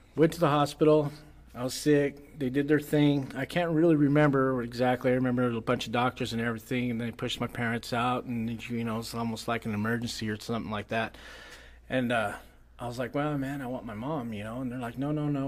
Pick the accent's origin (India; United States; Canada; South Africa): United States; I was from the United States and I was bilingual